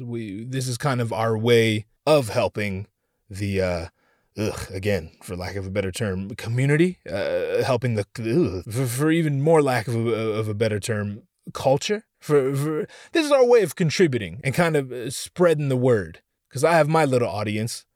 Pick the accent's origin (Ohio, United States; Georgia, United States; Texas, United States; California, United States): California, United States; Orange County; I'm from Orange County myself